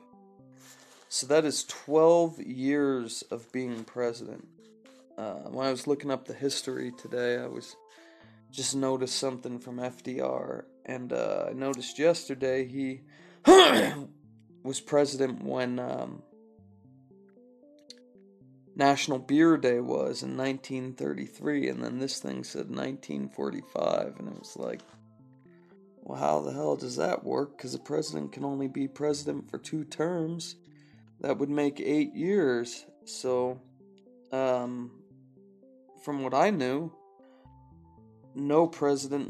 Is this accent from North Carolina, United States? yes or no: no; California, United States; I'm from California